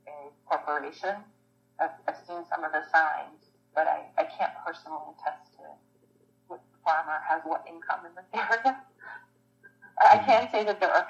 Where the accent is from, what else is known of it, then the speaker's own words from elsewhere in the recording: Pittsburgh, Pennsylvania, United States; living and growing up in Pittsburgh